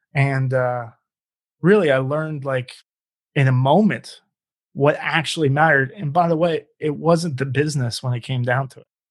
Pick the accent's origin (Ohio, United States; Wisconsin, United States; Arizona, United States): Ohio, United States; Cincinnati; now in Phoenix, United States; I'm originally from Cincinnati